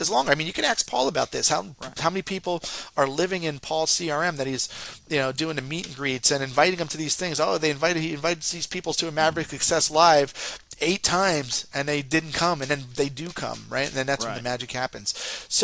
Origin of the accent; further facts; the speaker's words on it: Northeast, United States; I talk real fast. I'm from the Northeast